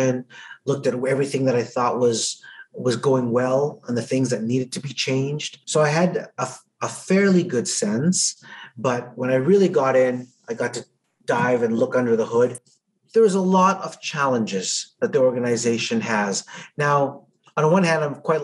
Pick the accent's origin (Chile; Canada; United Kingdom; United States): Canada; Edmonton, Alberta; I was from Edmonton